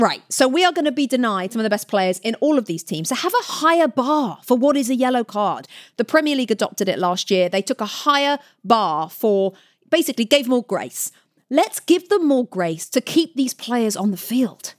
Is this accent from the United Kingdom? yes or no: yes; United Kingdom; now in United States; I'm from Great Britain